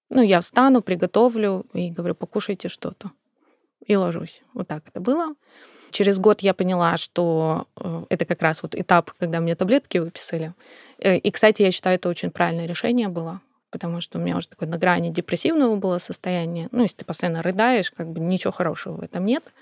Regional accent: North Caucasus, Russia; born there; Я сама родилась на Кавказе. И для Кавказа это абсолютно нормальная история.

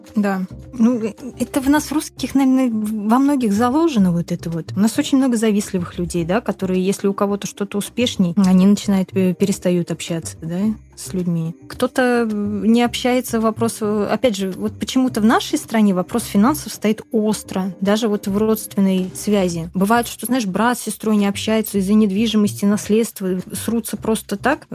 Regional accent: Russia; я родилась в России христианкой

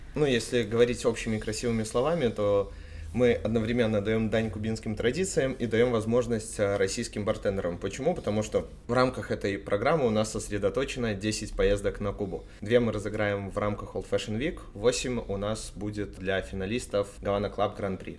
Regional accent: Minsk, Belarus; Из Минска

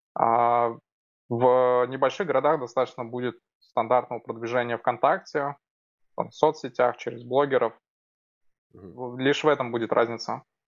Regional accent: Almetyevsk, Tatarstan, Russia; Город Альметьевск. Мой родной город, где сейчас живу.

